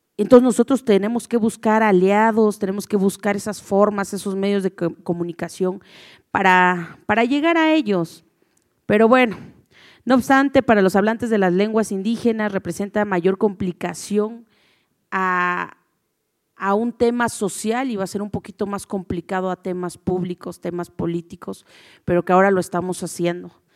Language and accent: Spanish; Oaxaca, Mexico; como buen mexicano y como buen, en mi caso, como buena oaxaqueña